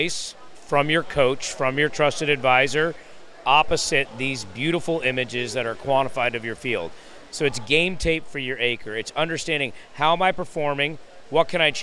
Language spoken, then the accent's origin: English; Howard County, Indiana, United States; I'm actually from Howard County.